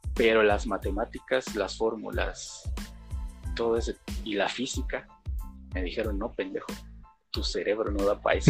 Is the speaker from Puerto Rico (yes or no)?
no; Chiapas, Mexico; Yo, yo también soy de Chiapas y también estoy viviendo en Chiapas